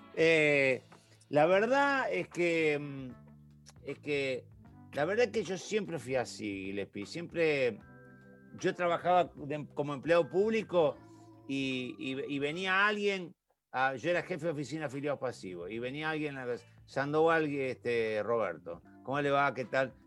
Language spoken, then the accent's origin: Spanish; Santa Fe, Argentina; yo nací en Villa María Selva